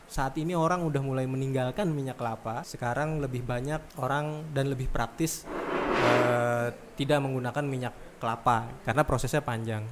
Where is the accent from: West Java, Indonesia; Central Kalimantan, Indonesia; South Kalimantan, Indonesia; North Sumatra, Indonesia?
Central Kalimantan, Indonesia; Pangkalan Bun; moved away as an adult; also born or lived in Yogyakarta; Kebetulan kampung halaman. Saya lama uh, di Jogja jadi saking saking lamanya kembali lagi ke Pangkalan ke Pangkalan Bun, orang-orang Pangkalan Bun nggak percaya kalau saya orang Pangkalan Bun